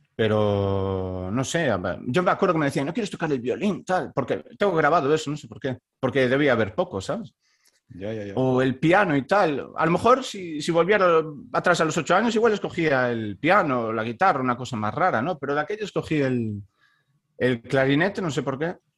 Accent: Baiona, Galicia, Spain; moved away as an adult; also born or lived in Stockholm, Sweden; now in Halden, Norway; yo soy de Bayona, que es un pueblo que está al sur de Vigo

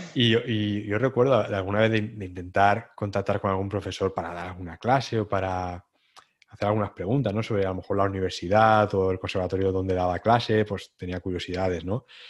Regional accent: Santa Pola, Valencian Community, Spain; de donde soy, de Santa Pola

